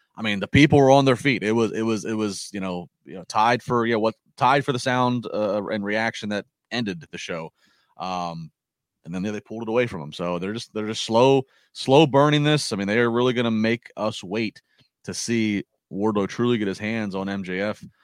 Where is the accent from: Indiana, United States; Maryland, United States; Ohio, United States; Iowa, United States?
Maryland, United States; Calvert County; moved away as an adult; also born or lived in Chesapeake Beach, Maryland; now in Pittsburgh, United States; I I did grow up in Calvert County. I now live in Pittsburgh.